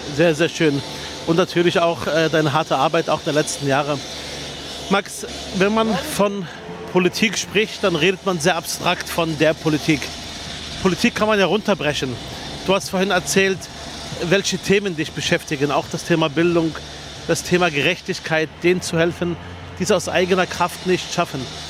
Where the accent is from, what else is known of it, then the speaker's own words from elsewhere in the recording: Berlin, Germany; Ich komme aus Spandau